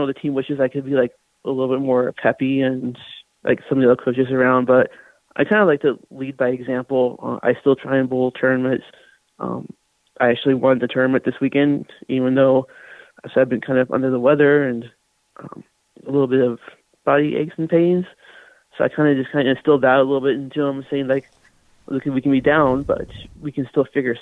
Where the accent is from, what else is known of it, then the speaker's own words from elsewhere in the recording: Southern California, United States; moved away as an adult; also born or lived in Nebraska; I grew up in Southern California, so I bowled out there